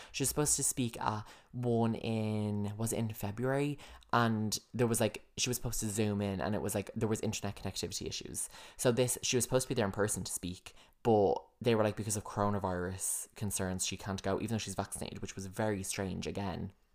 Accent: United States; I am an American

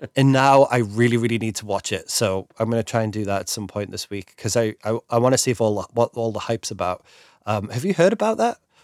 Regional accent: England, United Kingdom; me being English

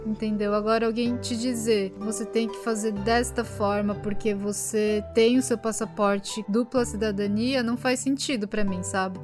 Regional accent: Brazil; now in Japan; no Brasil a gente se sentia japonesa

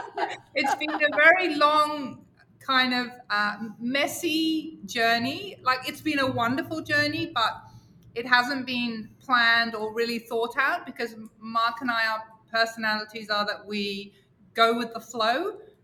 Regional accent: England, United Kingdom; I'm Catholic and I come from England

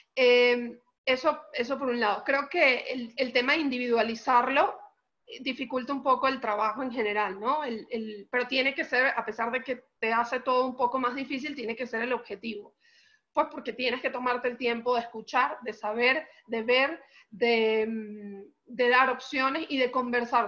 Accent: Caracas, Capital District, Venezuela; now in Mexico; soy venezolana, caraqueña, eh, muy, orgullosa de, ser caraqueña

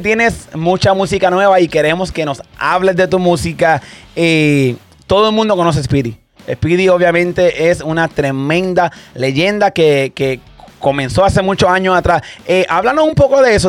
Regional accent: Santa Isabel, Puerto Rico; yo soy de Santa Isabel, Puerto Rico, yo soy de ahí mismo también

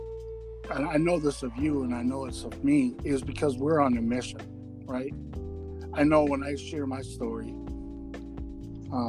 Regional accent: Rockford, Illinois, United States; I was in Rockford, Illinois, my hometown

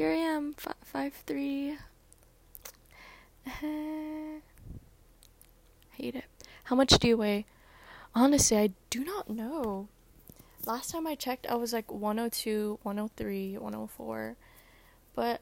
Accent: Guam; I'm from Guam

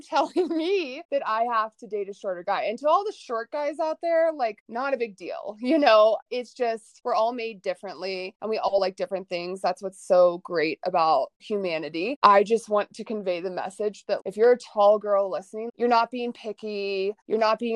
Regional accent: Atlanta, Georgia, United States; moved away as an adult; also born or lived in Dallas, Texas; I was born and raised in Atlanta, Georgia, and went to SMU in Dallas for college

